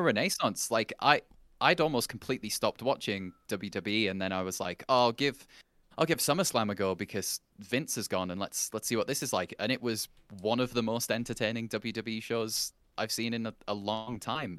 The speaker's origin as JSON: {"language": "English", "region": "England", "country": "United Kingdom", "said": "as an Englishman"}